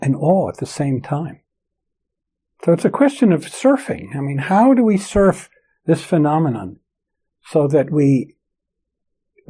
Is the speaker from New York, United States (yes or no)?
yes; New York, United States; moved away; also born or lived in San Francisco Bay Area / Tokyo, Japan; I grew up in New York